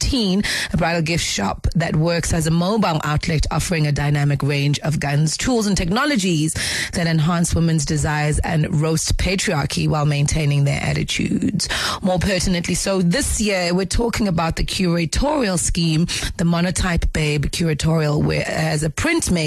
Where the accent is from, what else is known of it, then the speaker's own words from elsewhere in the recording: South Africa; our identity as South African people